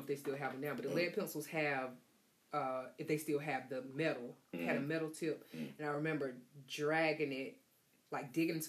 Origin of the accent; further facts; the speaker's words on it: Bunn, North Carolina, United States; also born or lived in Louisburg, North Carolina; because I'm from Bun.